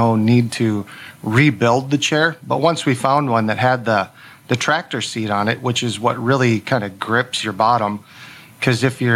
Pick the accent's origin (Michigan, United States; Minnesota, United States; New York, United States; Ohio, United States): Minnesota, United States; Albert Lea; Just south of Minneapolis in Albert Lee, Minnesota